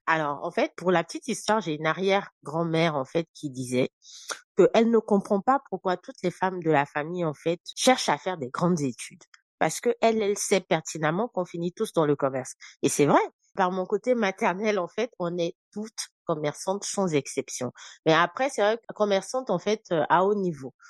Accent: Côte d’Ivoire; moved away as an adult; also born or lived in Senegal; now in France; Et moi et mes frères, justement, nous naissons en Côte d'Ivoire. Donc, je fais tout mon parcours en fait euh, scolaire jusqu'au bac en fait en Côte d'Ivoire

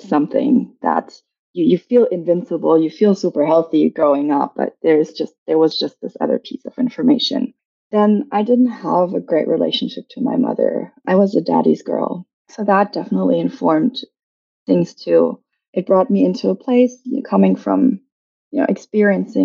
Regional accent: Germany; I was born and raised in Germany.

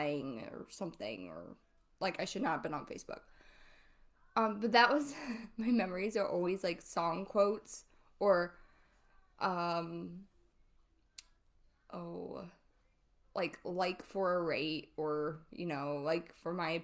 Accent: Ohio, United States; I grew up in Ohio. I've lived here my whole life

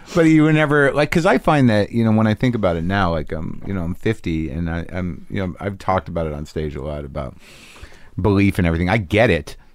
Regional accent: Albuquerque, New Mexico, United States; I grew up there from third grade to, through high school

